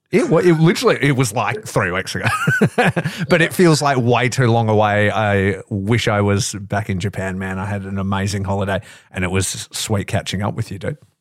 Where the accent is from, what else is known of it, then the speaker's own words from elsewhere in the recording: Australia; growing up in Australia